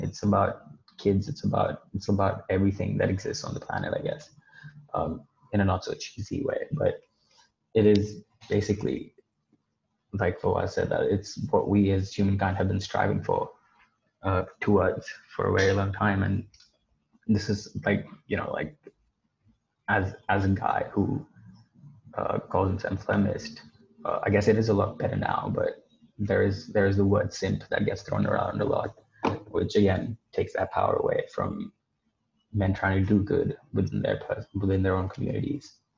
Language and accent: English; Dubai, United Arab Emirates; I was born and brought up in Dubai